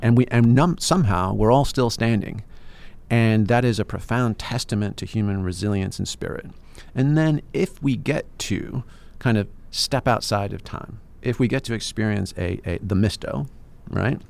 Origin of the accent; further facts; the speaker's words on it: England, United Kingdom; I'm English